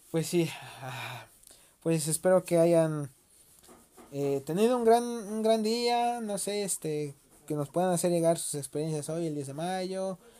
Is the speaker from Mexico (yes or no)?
yes; Mexico; uno como mexicano